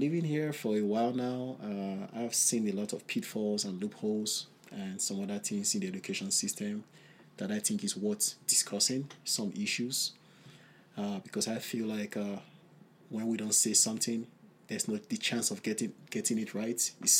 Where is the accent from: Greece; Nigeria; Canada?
Nigeria; moved away as an adult; now in Idaho, United States; So first of all, I was born in Nigeria also.